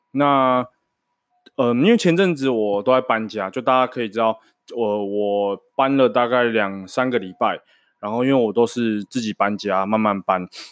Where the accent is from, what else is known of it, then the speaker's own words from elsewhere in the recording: Changhua County, Taiwan; moved away as an adult; now in Banqiao, Taiwan; 大家知道我彰化人嘛，所以我就是从小在彰化长大